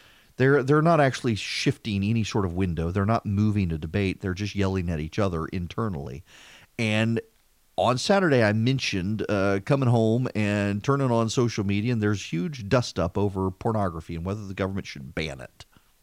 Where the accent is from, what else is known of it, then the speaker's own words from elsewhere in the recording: Dubai, United Arab Emirates; also born or lived in Louisiana, United States; I grew up in Dubai. It wasn't something we had. And then rural Louisiana, there was no internet.